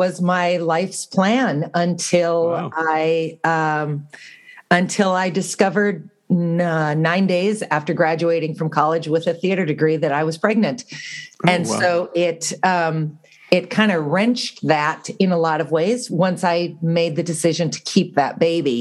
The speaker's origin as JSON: {"language": "English", "region": "southwestern North Dakota", "country": "United States", "tie": "born or raised there", "also_born_or_lived": "Minnesota", "said": "I was born in the southwestern corner of North Dakota, kind of by the Montana-South Dakota border"}